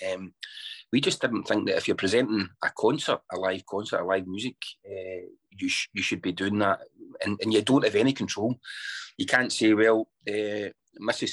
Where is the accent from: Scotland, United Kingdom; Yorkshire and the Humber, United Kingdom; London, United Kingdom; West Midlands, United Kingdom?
Scotland, United Kingdom; I'm Scottish born and bred